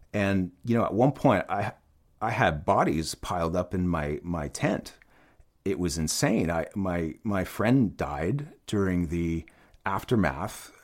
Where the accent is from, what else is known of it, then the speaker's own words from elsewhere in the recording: Ottawa, Ontario, Canada; I grew up in Ottawa, Canada